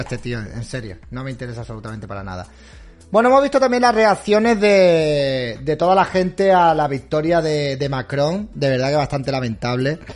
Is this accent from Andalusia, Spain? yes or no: yes; Málaga, Andalusia, Spain; Yo no soy catalán, yo soy andaluz, soy malagueño, soy boquerón.